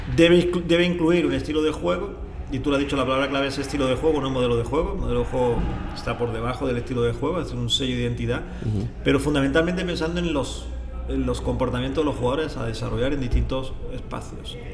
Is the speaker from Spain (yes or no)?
yes; a small village near Granada, Andalusia, Spain; moved away; yo nazco en un pueblo pequeñito de cerca de la ciudad de Granada, está en el sur de España